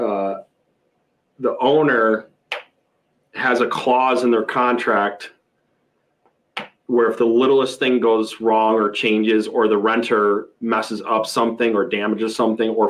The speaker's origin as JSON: {"language": "English", "town": "Attica", "region": "New York", "country": "United States", "also_born_or_lived": "Rochester, New York", "said": "how small the town I'm from"}